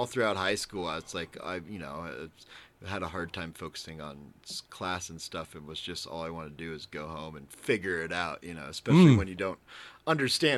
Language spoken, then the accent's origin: English; Boulder, Colorado, United States; I grew up in Boulder